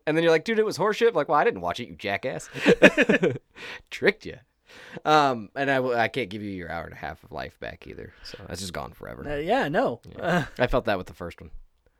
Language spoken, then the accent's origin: English; Ireland; I am Irish.